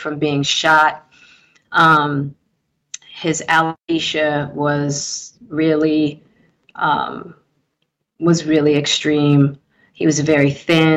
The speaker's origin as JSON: {"language": "English", "town": "Baltimore", "region": "Maryland", "country": "United States", "tie": "born or raised there", "accent": "East Coast", "moved": "as an adult", "said": "I'm from Baltimore and I just got here"}